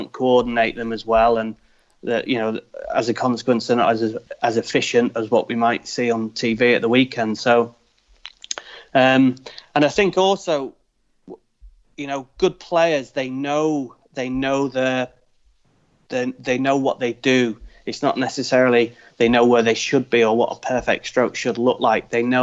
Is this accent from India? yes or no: no; United Kingdom; I'm British